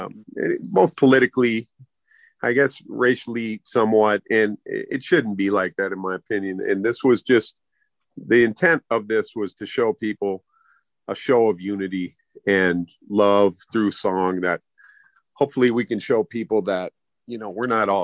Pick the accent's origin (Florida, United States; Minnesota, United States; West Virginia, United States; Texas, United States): Minnesota, United States; Minneapolis; I was from Minneapolis